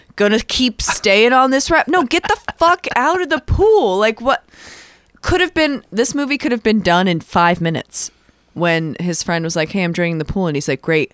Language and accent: English; United States; I'm American